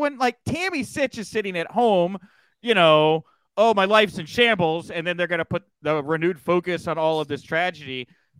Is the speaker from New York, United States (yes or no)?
no; Texas, United States; I grew up in Texas, which is incredibly violent in different ways.